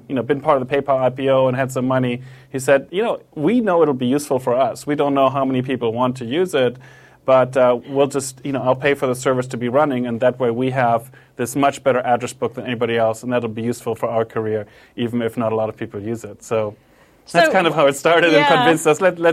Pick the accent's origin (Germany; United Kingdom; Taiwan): Germany; moved away; also born or lived in Japan; I'm from Germany, I lived in Japan for a while.